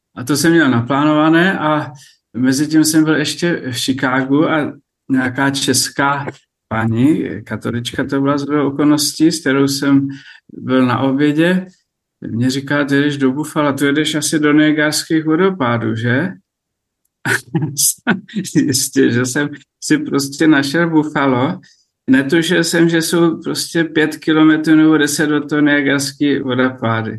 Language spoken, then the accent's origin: Czech; Sněžné, Vysočina Region, Czechia; now in Libiš, Czechia; mé rodné vesnice Sněžné